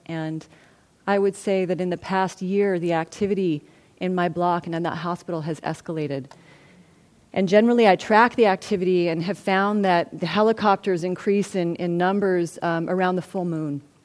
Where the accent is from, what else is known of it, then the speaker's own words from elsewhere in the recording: Santa Barbara, California, United States; also born or lived in Los Angeles, United States; I'm from Santa Barbara, and I'm a white, you know, woman, and I actually grew up in a relatively comfortable um, way in Santa Barbara